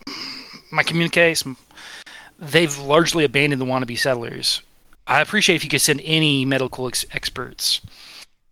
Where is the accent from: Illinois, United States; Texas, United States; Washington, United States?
Texas, United States; Houston; I'm from Houston, like Sean